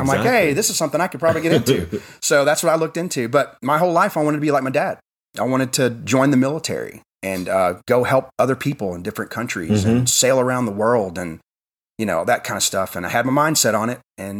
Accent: Crossville, Tennessee, United States; also born or lived in California / Washington / Virginia Beach, Virginia; So I was born in California, then I moved to Washington, then I moved all the way to Virginia Beach, Virginia, and then we moved to Tennessee. I've lived in Tennessee most of my life. Moved to Crossville in 1991

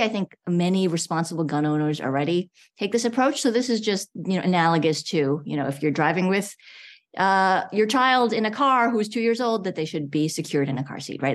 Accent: New York, United States; now in Georgia, United States; I grew up in New York

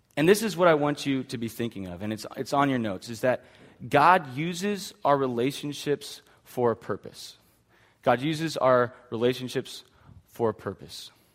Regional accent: Hanford, United States; I grew up in Hanford

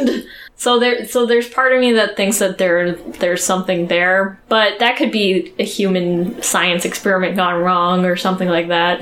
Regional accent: United States; I'm American

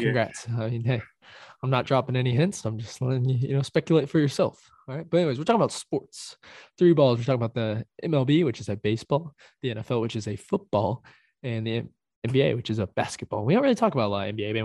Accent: Seattle, Washington, United States; I'm from Seattle

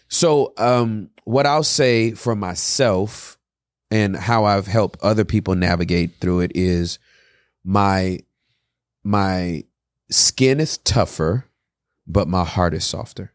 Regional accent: California, United States; I'm from Cali, born and raised.

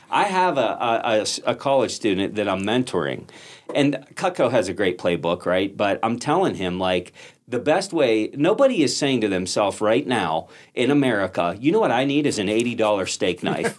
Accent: Pittsburgh, Pennsylvania, United States; I'm from Pittsburgh

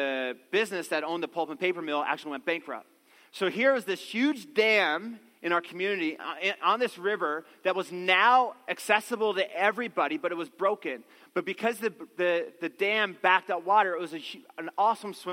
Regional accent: Newfoundland and Labrador, Canada; I grew up in the East Coast, a little town in Newfoundland, and there was this beautiful river that ran through our town

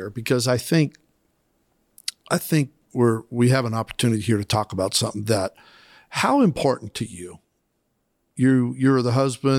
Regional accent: Idaho, United States; Now, I grew up in Southern Idaho in a rural farming community.

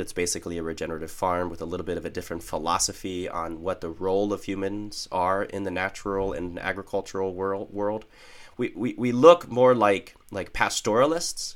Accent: Northeast Ohio, United States; I was raised in Northeast Ohio

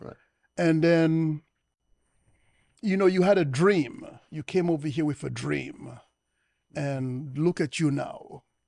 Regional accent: United States; I was born in the United States

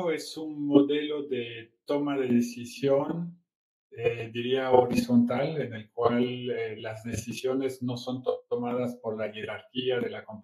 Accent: Brazil; moved away as an adult; now in Mexico; soy franco brasileño, llevo 20 años viviendo aquí en México, ya soy más mexicano que el Chile

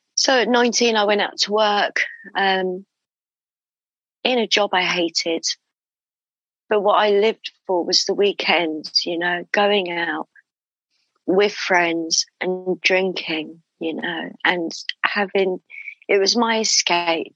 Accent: London, United Kingdom; I was born in London. Um, and that's where I still live in London in the UK

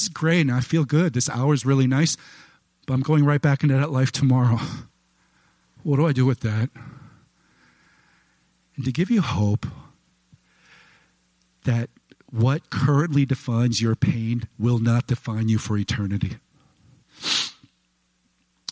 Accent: United States; I'm an American and I love church.

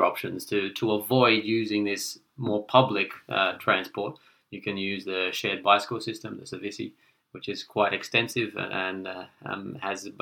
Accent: Sydney, New South Wales, Australia; now in Seville, Spain; we're both from Sydney

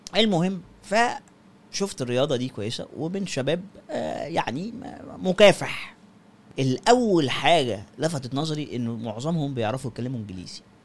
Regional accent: Egypt; إحنا نفسنا كمصريين

